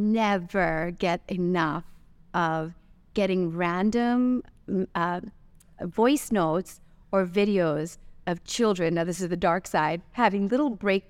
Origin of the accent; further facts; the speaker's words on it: Santa Monica, California, United States; now in Dubai, United Arab Emirates; growing up in California, Santa Monica, the first answer would be obviously the beach and the water.